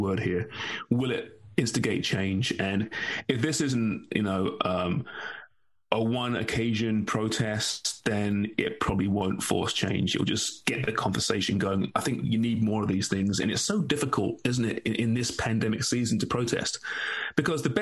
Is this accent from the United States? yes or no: no; England, United Kingdom; I'm English